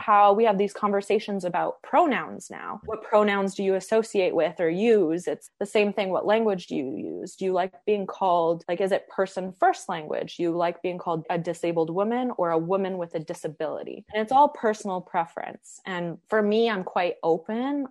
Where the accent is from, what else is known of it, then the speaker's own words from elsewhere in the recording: Edmonton, Alberta, Canada; I grew up in Edmonton, which is not far from Banff and Jasper, and I have hiked my whole life.